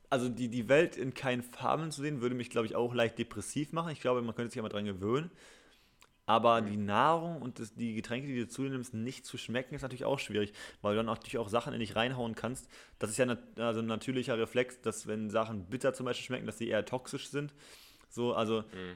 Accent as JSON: {"language": "German", "town": "Gütersloh", "region": "North Rhine-Westphalia", "country": "Germany", "tie": "born or raised there", "moved": "yes", "lives_now": "Berlin, Germany", "said": "nicht mehr in meine Heimat zurückzukommen, weil ich würde nicht von Berlin mhm. aus nach Gütersloh tuckeln."}